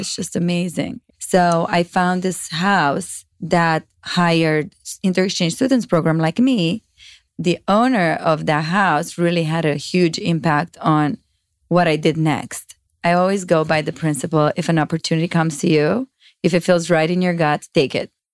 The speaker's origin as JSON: {"language": "English", "country": "Romania", "tie": "born or raised there", "second_language": "English", "moved": "as an adult", "lives_now": "United States", "said": "I grew up in Romania. I moved in the States only when I was twenty-one."}